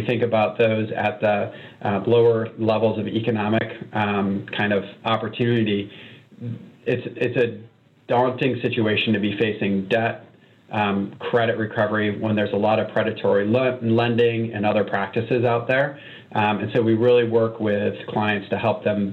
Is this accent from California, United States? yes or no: no; Michigan, United States; moved away as an adult; now in Cincinnati, United States; born and raised in Michigan